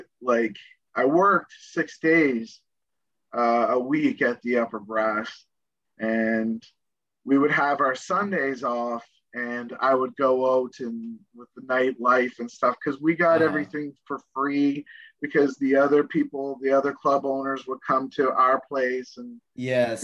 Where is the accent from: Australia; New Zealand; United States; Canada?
Canada; Nova Scotia; I'm from Nova Scotia. And we're all good old boys down there